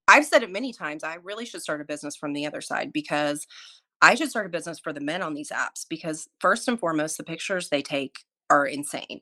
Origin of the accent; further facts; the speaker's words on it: Oklahoma, United States; moved away as an adult; also born or lived in Montana / Florida; I grew up in Oklahoma. I'm an Oklahoma native, grew up in a really small town